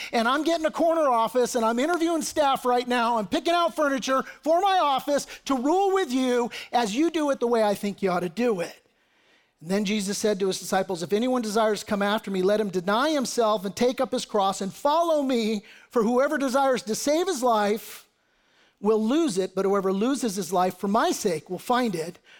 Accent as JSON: {"language": "English", "country": "United States", "said": "as American patriots"}